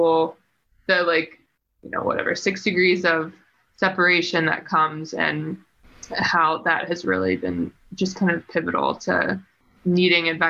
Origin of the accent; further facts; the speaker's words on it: East Coast, United States; moved away; I'm from the East Coast